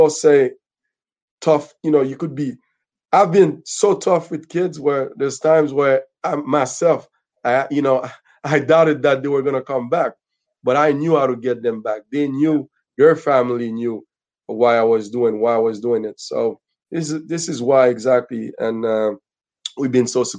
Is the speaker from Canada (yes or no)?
yes; Montreal, Quebec, Canada; Parkex, where I'm from. Born and raised in Parkex is a rough area